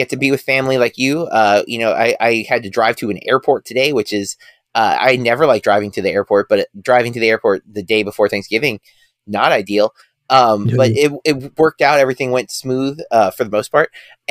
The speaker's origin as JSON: {"language": "English", "country": "United States", "said": "I, as an American"}